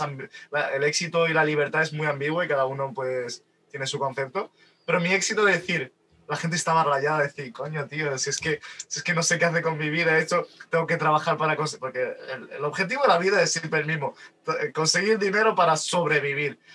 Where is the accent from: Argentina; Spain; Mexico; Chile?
Spain; Málaga, Andalusia; yo vivo en, un pueblecito de Málaga, bueno, una ciudad de Málaga que tiene más de 100.000 habitantes, en plena costa, y al fin y al cabo yo no soy de Málaga capital